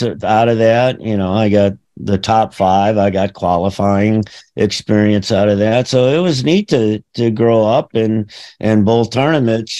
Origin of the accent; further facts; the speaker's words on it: St. Louis, Missouri, United States; growing up in St. Louis